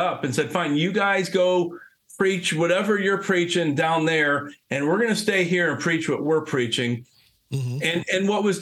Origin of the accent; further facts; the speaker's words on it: Ohio, United States; you're from Ohio